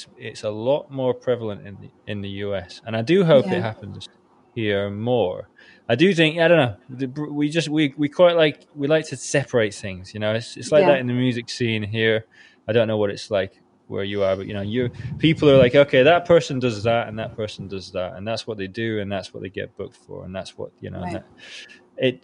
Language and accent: English; United Kingdom; accent: British; by my accent you can tell that I'm British.